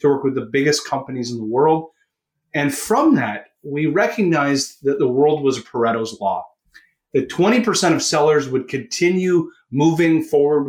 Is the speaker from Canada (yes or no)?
yes; Canada; accent: Canadian; If you can hear it from my accent, I am a Canuck.